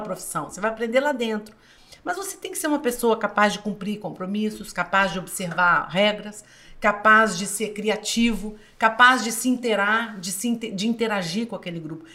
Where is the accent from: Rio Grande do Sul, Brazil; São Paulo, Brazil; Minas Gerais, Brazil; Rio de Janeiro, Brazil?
Minas Gerais, Brazil; sou mineira